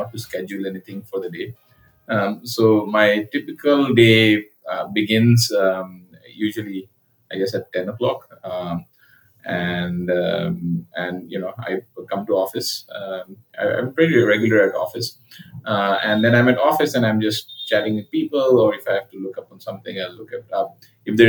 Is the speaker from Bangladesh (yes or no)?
yes; Dhaka, Dhaka Division, Bangladesh; also born or lived in Calcutta, India / Sylhet, Bangladesh; my childhood was spent in three places. One is Dhaka, another is Sylhet, and another is Calcutta.